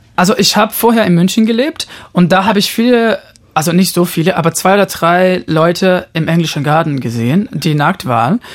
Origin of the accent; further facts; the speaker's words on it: São Paulo, Brazil; moved away; ich bin in Brasilien geboren, in São Paulo